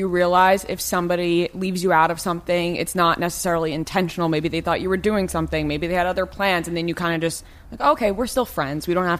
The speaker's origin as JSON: {"language": "English", "region": "New York", "country": "United States", "lives_now": "Los Angeles, United States", "said": "we're both from New York"}